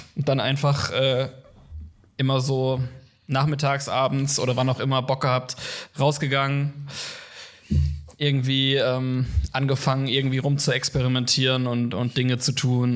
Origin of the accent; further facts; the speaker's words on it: Kaiserslautern, Rhineland-Palatinate, Germany; moved away as an adult; now in Cologne, Germany; an der Uni in meiner Heimatstadt, in Kaiserslautern, wo ich herkomme